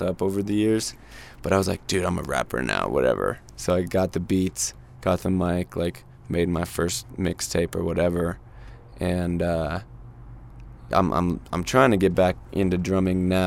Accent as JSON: {"language": "English", "town": "Santa Fe", "region": "New Mexico", "country": "United States", "tie": "born or raised there", "said": "I grew up here in Santa Fe"}